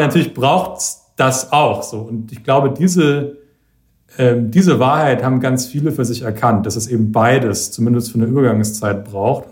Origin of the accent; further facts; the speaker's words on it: Franconia, Bavaria, Germany; in Franken zum Beispiel, wo ich herkomme